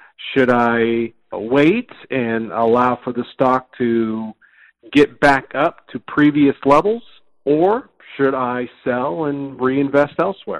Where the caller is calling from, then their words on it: Austin, Texas, United States; I'm calling in from Austin, Texas.